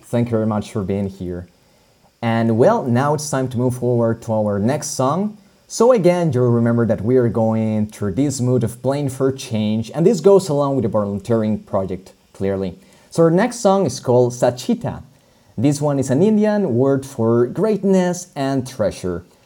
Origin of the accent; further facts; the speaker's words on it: Colombia; moved away; I come from Colombia